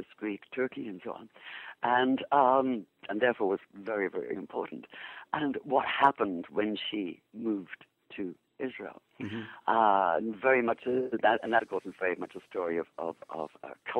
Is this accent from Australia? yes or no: no; England, United Kingdom; moved away as an adult; also born or lived in Jerusalem / New York; now in Seattle, United States; I born in England, obviously from my accent, educated in England